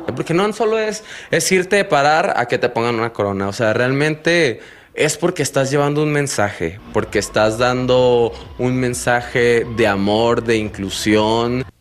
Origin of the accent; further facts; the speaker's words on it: Barcelona, Catalonia, Spain; moved away as an adult; also born or lived in Torreón, Mexico; Yo soy de Barcelona, yo llegué en el 2012 a Torreón